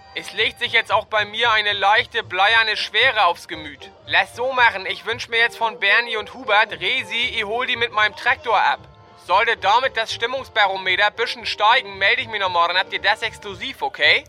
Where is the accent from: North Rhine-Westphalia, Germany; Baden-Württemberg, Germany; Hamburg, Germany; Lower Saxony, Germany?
Hamburg, Germany; Hanseatic; wir Hanseaten